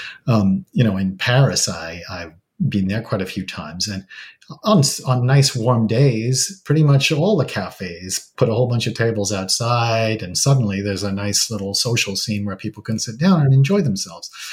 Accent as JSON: {"language": "English", "region": "England", "country": "United Kingdom", "moved": "yes", "lives_now": "British Columbia, Canada", "said": "I'm originally from England"}